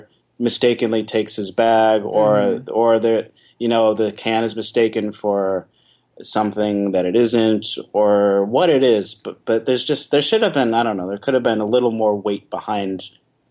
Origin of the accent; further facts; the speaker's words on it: New York City, New York, United States; being a New Yorker